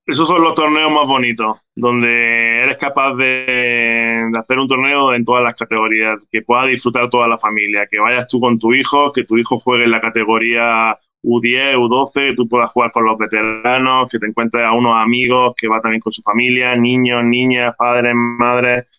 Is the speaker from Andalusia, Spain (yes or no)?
yes; Granada, Andalusia, Spain; Estoy en Granada, estoy en Granada, es mi ciudad natal, donde viven por pues, mis padres, mi familia, donde he pasado pues, prácticamente toda mi vida y donde he crecido.